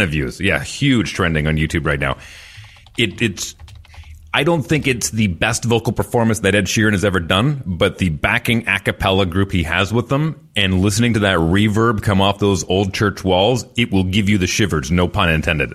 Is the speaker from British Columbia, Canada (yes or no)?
no; Fort McMurray, Alberta, Canada; in my hometown way up in northern Alberta. Uh, we, we, it was such a new city. I mean, Fort McMurray was basically built overnight